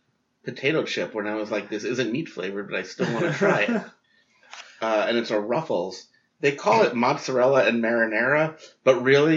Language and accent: English; New York, United States; moved away; where I grew up in New York.